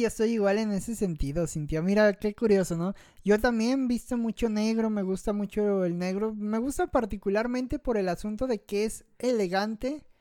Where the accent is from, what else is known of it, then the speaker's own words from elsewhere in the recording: Mexico; como buen mexicano